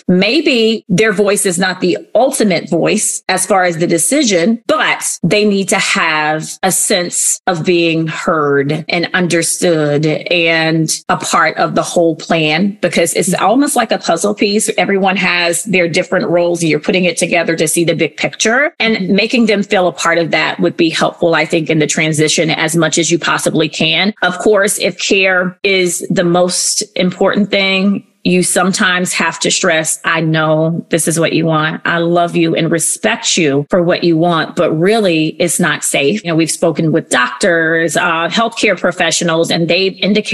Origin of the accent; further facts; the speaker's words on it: the South, United States; now in Columbus, United States; I was raised in the South, so I have this whole value system, not that others don't who were born in different parts of the United States, but I was born in the South.